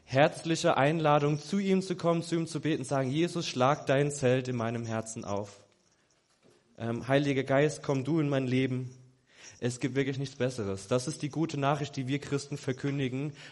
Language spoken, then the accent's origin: German; Germany; mittendrin ich als Weißer, alles Schwarze, ich als Weißer, ich als Deutscher.